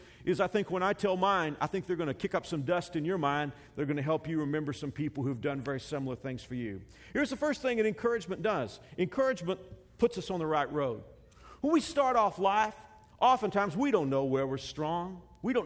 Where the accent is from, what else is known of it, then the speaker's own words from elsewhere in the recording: Texas, United States; When I grew up in Texas, my schools, the neighborhood where I was pretty close to a large Baptist seminary called Southwestern Seminary